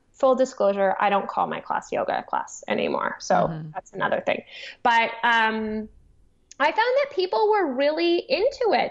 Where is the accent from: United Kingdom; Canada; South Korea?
Canada; Toronto, Ontario; I grew up in Toronto